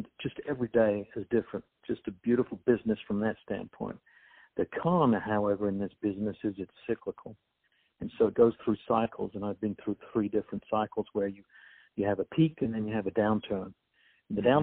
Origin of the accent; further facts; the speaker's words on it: England, United Kingdom; moved away as an adult; I was born and raised and educated in England